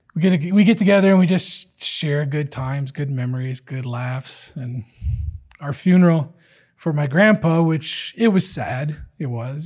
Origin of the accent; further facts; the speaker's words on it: Detroit, Michigan, United States; I'm from Detroit